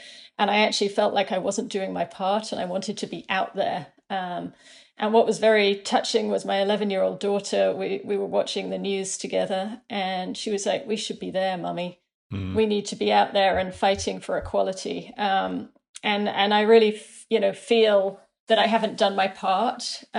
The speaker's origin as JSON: {"language": "English", "region": "New York", "country": "United States", "said": "but certainly as a New Yorker, I think all of us are processing more trauma than you might imagine."}